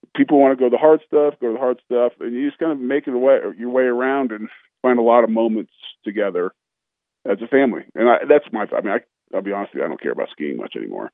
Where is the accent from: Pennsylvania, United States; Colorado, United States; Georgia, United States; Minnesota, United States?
Colorado, United States; now in Florida, United States; growing up in Colorado